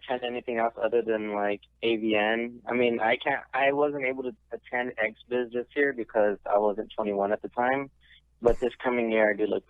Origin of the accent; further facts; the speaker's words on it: Santa Barbara, California, United States; I grew up in Santa Barbara, California. That's where I was born and raised.